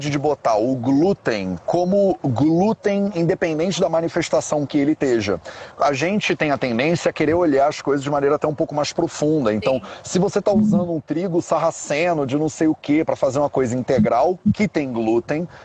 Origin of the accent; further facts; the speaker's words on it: Rio de Janeiro, Brazil; accent: carioca; Eu sou bem carioca.